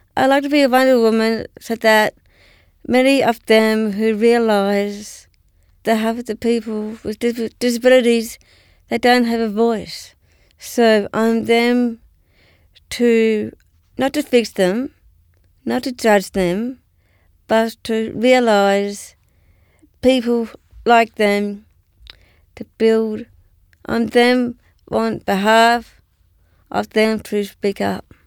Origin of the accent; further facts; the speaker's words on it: Canberra, Australian Capital Territory, Australia; I grew up in Canberra at that time